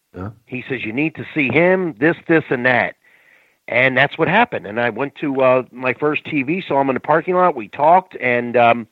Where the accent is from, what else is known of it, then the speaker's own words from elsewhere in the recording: Florida, United States; I'm from Florida. I'm at home.